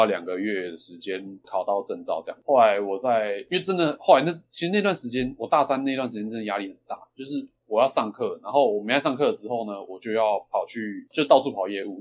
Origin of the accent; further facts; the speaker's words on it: Xindian, New Taipei, Taiwan; 我是土生土长的新店人